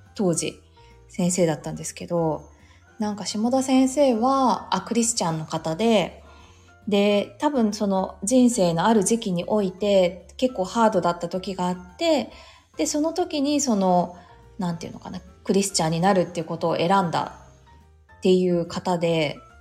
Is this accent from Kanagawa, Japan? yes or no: yes; Yokohama, Kanagawa, Japan; 実家も横浜なので